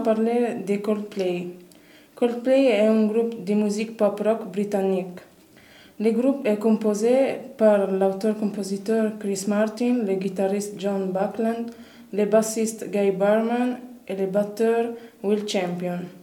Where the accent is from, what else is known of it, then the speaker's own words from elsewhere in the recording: Tunisia; je suis tunisienne